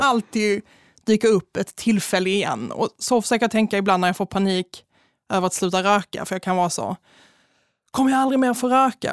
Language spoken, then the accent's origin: Swedish; Malmö, Skåne, Sweden; jag är ju från Malmö